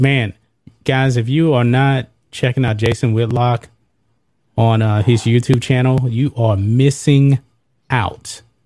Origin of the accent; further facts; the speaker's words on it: United States; I'm an American